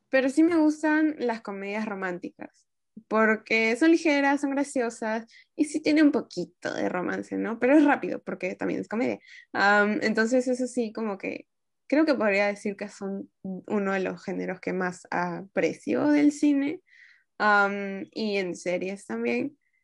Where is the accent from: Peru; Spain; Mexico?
Peru; las personas que somos de Latinoamérica, en este caso de Perú